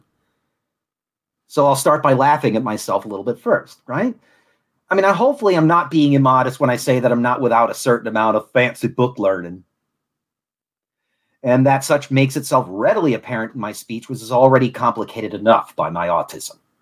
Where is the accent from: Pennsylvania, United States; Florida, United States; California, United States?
Florida, United States; Southwest; accent: Southern; I was also raised but not born in Southwest Florida.